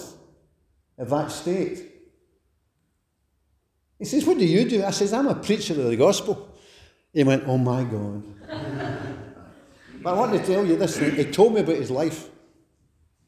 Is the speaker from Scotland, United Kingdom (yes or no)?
yes; Glasgow, Scotland, United Kingdom; moved away; I'm a wee fella from Glasgow